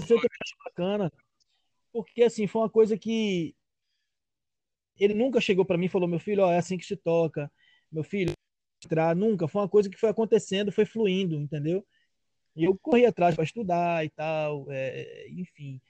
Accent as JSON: {"language": "Portuguese", "region": "Rio de Janeiro", "country": "Brazil", "tie": "born or raised there", "said": "em Campo Grande, que é uma região que eu morei lá, que eu nasci, que eu morava"}